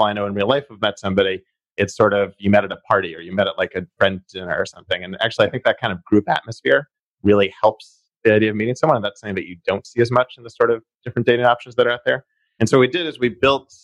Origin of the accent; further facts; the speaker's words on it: Boston, Massachusetts, United States; also born or lived in California; I grew up in Jamaica Plain. Lived a little bit in California, but for the last 10 years or so, I've been living back in Boston, Rossi area.